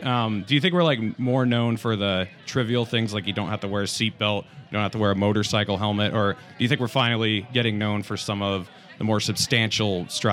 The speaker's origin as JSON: {"language": "English", "region": "New Hampshire", "country": "United States", "tie": "born or raised there", "also_born_or_lived": "Utah", "moved": "as an adult", "said": "I'm from New Hampshire, was born and raised here"}